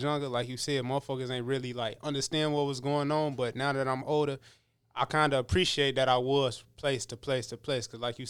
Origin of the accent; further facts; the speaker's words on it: Kankakee, Illinois, United States; born there; I was born in Kankakee, Illinois, but I'm the type of motherfucker, I'll just claim Illinois as a whole, because I done moved from place to place, from the city to the motherfucking burbs.